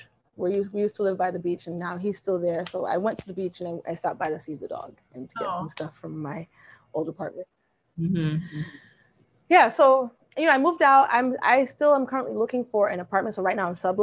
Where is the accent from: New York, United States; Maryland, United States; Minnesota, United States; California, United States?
New York, United States; I'm from New York, so a lot of my family's here.